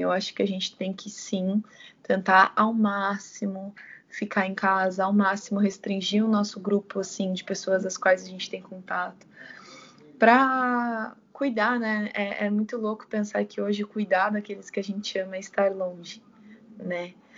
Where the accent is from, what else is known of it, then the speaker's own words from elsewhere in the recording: São Bernardo do Campo, São Paulo, Brazil; also born or lived in São Caetano do Sul / Amparo; na minha cidade natal, que é São Bernardo